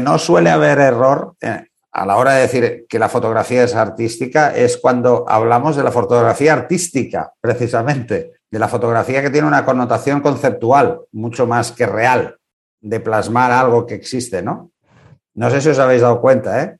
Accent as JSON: {"language": "Spanish", "country": "Spain", "said": "en este país"}